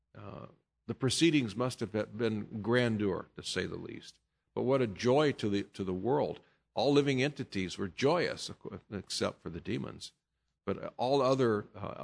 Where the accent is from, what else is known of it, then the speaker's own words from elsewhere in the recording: United States; I'm an American